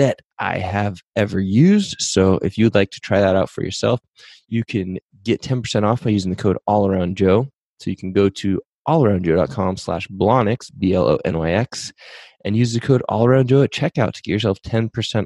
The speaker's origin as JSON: {"language": "English", "region": "Pacific Northwest", "country": "United States", "tie": "born or raised there", "also_born_or_lived": "San Diego", "said": "I grew up in the Pacific Northwest"}